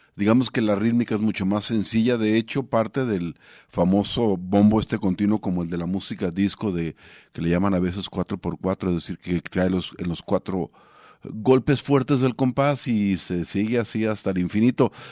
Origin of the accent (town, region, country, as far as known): Mexico